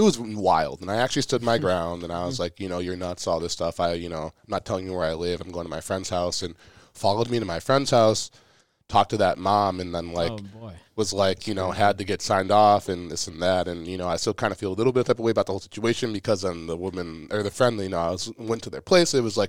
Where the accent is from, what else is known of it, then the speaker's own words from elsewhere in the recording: Minnesota, United States; one, we're from Minnesota, state of hockey, all that.